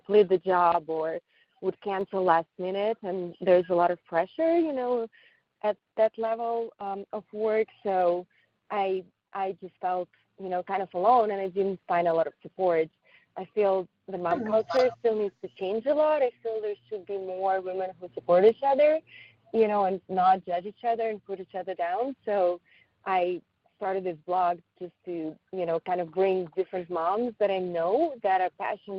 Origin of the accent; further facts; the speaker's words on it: Paris, Île-de-France, France; English is a second language; English is not really my first language. It's my third language. I speak French as well, because I grew up in Paris.